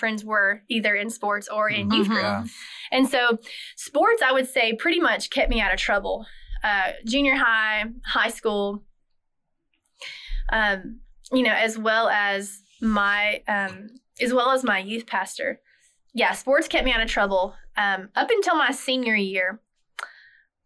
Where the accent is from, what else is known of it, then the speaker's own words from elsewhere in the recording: North Carolina, United States; I grew up in North Carolina in a small town, so lived a small town life